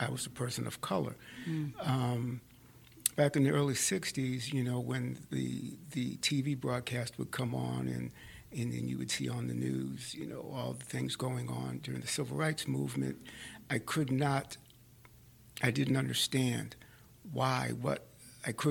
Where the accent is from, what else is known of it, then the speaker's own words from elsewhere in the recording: Boston, Massachusetts, United States; I was born and raised in Roxbury, Massachusetts, which is a section of Boston.